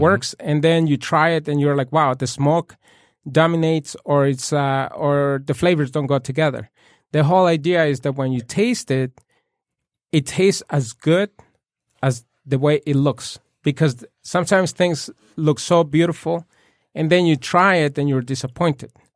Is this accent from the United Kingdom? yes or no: no; Puebla, Mexico; moved away; I was born and raised in Puebla